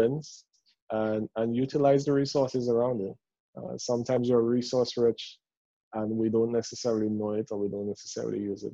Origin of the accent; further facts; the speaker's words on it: Dominica; I'm from Dominica.